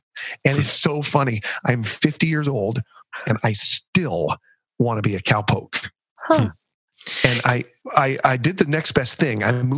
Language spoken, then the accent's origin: English; Seattle, Washington, United States; I grew up in Seattle